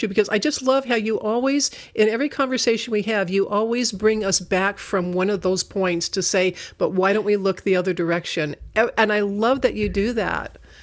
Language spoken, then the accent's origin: English; Northern Arizona, United States; now in Sacramento, United States; I come from Northern Arizona